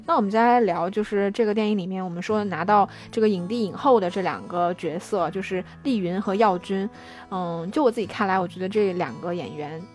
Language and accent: Chinese; China; 我们中国人可能会觉得非常地细腻